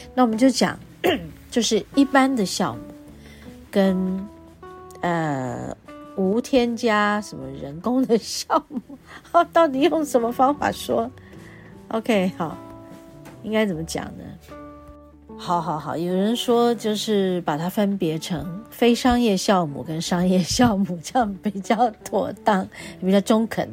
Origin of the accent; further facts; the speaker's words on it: Taiwan; 我们都可以把它们做成我们台湾人的面包。哎呀，小时候我就吃面包长大的。